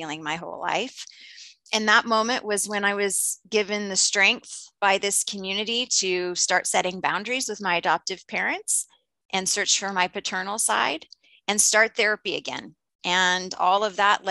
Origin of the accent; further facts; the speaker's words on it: Indiana, United States; I was born in Indiana and adopted and raised in Indiana.